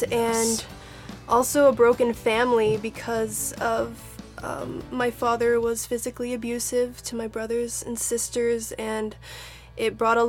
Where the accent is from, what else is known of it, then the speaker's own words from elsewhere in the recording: Chihuahua, Mexico; So I actually was born and raised in Chihuahua, Mexico, in a small polygamous community of fundamental Mormons. My father had 4 wives, and so I grew up in that small town, very broken community